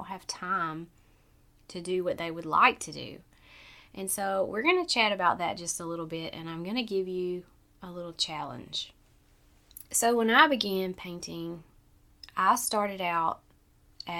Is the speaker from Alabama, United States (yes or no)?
yes; Southern Alabama, United States; I'm from Southern Alabama, so we say breakfast, dinner, and supper